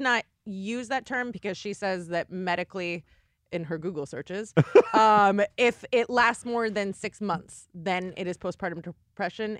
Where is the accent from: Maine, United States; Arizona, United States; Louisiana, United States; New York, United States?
Arizona, United States; also born or lived in Los Angeles, California; I uh, spent most of my life there but I, w- I was not born there.